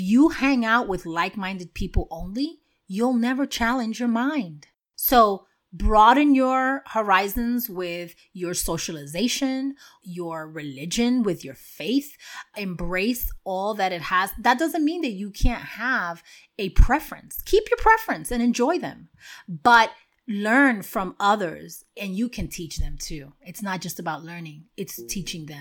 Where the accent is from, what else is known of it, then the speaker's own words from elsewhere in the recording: New York City, New York, United States; moved away; where I grew up in Washington Heights